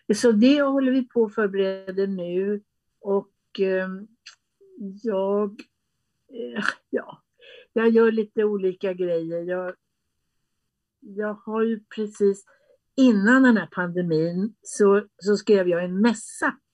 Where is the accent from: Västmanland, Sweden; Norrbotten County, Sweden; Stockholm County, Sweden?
Västmanland, Sweden; Västerås; jag är född i Västerås mm. och eh, eh, jag bodde där med mina föräldrar i en enrummare